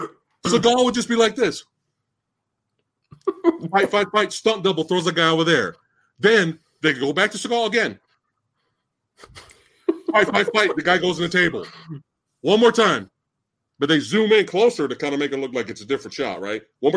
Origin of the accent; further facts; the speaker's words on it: the South, United States; Yeah, because you know I'm from the South.